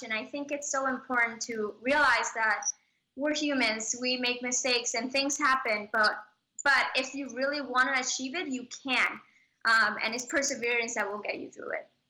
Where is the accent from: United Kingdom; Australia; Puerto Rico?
Puerto Rico; I was born in Puerto Rico